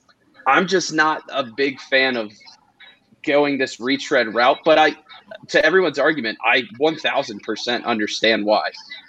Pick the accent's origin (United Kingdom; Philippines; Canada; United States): United States; 20 minutes outside of DC, Maryland; I'm from Maryland. I'm literally grew up 20 minutes outside of DC.